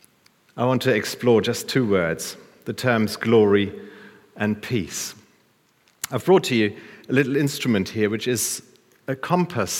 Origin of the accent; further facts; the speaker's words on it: Germany; I'm from Germany.